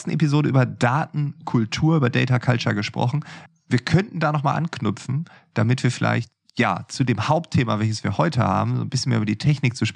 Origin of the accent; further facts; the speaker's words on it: Lower Saxony, Germany; Ja, moin, ganz norddeutsch, das äh, ist mir natürlich genehm als Ostfriese.